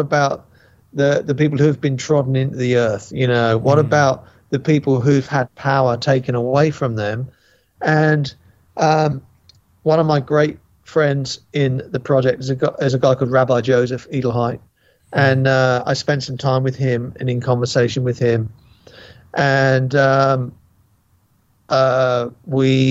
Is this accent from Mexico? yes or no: no; England, United Kingdom; now in United States; as a white English man